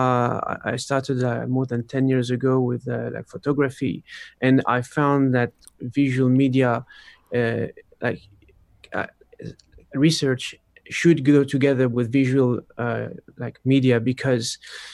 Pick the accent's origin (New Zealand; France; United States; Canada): France; I was born in France, but my parents are Polish